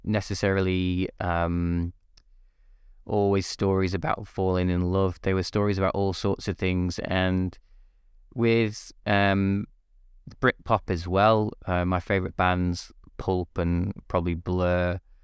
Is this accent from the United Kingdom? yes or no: yes; Manchester, North West England, United Kingdom; also born or lived in Liverpool; I'm from, uh, England, Northwest England, specifically originally Manchester, um, and then moved to Liverpool for university